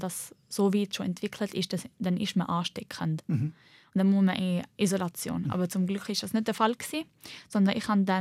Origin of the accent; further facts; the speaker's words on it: Switzerland; Ich bin halt Schweizerin und Libanesin. Ich bin nicht nur eine Libanesin